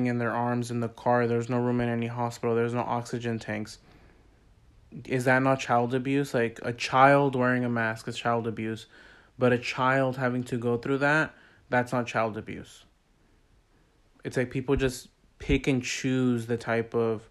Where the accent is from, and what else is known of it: United States